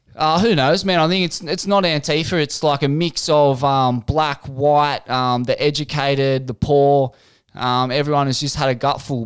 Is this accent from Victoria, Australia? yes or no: no; Sydney, New South Wales, Australia; Mum's from Forbes. I um, I was born in Sydney.